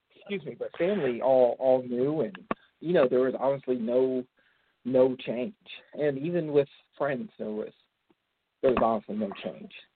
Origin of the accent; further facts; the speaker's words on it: Central Florida, United States; moved away as an adult; now in Atlanta, United States; I am from Atlanta, Georgia. I mean, I guess I am technically from Central Florida, but I've lived in Atlanta, Georgia the last 20 years